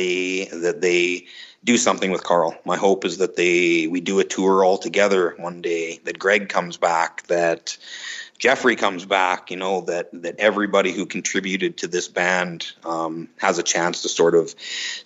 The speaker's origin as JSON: {"language": "English", "country": "Canada", "said": "we're both Canadian kids. We both joined this American band."}